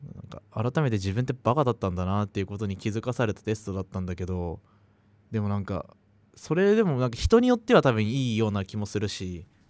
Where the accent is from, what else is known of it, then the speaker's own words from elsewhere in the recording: Saitama, Japan; 自分はあの埼玉県という町に住んでいるんだけど